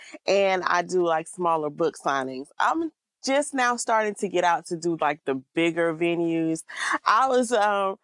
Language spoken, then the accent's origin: English; Albany, Georgia, United States; I'm originally from Georgia